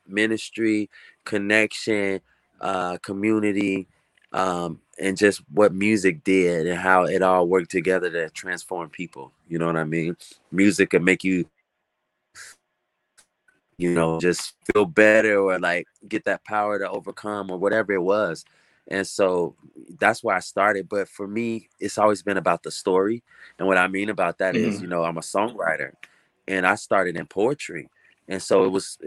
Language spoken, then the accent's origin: English; Chicago, Illinois, United States; also born or lived in Hahn, Germany; Chicago is home for me. I'm an Air Force brat. So I was born over in Hahn, Germany, but I only spent a few years there. And so, you know, still a toddler, I'm talking, moving to Chicago